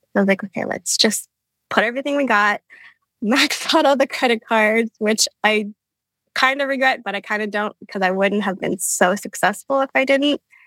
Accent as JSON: {"language": "English", "region": "Hawaii", "country": "United States", "moved": "yes", "said": "I'm from Hawaii"}